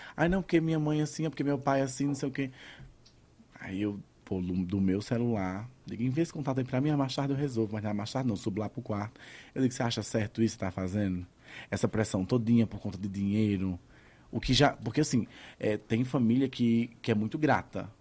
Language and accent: Portuguese; Cajazeiras, Paraíba, Brazil; moved away; also born or lived in João Pessoa / São Paulo; a de Cajazeiras, que é onde eu nasci